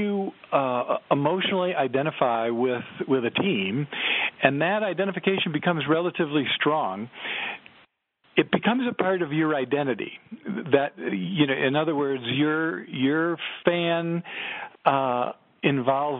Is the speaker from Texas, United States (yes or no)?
no; Chicago, Illinois, United States; I grew up in Chicago